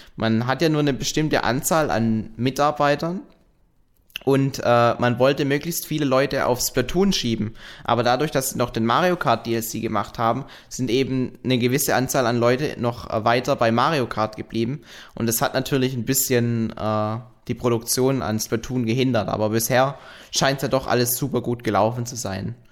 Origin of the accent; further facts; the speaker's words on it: Frankfurt, Hesse, Germany; moved away; in Frankfurt, in meiner alten Heimat